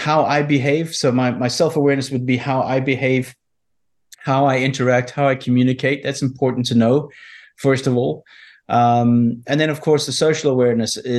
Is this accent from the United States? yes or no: no; South Africa; I was brought up, you know, growing up in South Africa